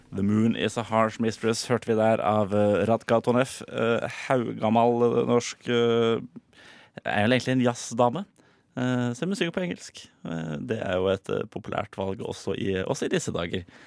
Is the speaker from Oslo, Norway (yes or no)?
yes; Oslo, Norway; som nordmann og osloboer